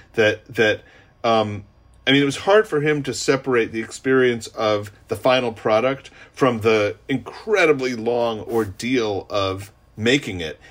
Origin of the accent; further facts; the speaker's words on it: New York City, New York, United States; I grew up in New York City.